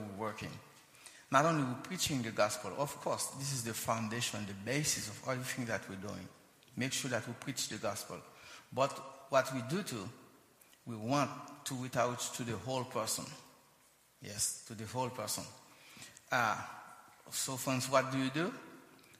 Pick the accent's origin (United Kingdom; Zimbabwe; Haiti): Haiti; also born or lived in United States; We're native Haitian. Both of us were born and raised in Haiti